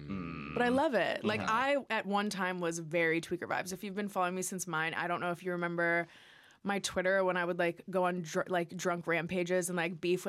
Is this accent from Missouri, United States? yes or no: yes; St. Louis, Missouri, United States; moved away as an adult; now in Los Angeles, United States; I'm from St. Louis, Missouri.